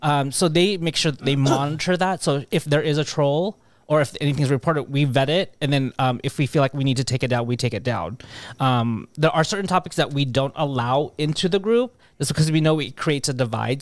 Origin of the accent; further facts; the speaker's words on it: Carson, California, United States; I grew up in Carson